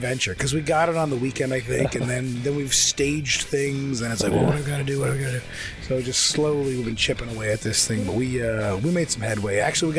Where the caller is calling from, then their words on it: Mississauga, Ontario, Canada; I'm calling from Mississauga, Ontario.